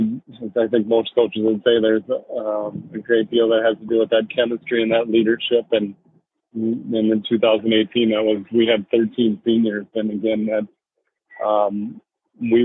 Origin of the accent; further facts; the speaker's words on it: Minnesota, United States; growing up in Minnesota and playing high school hockey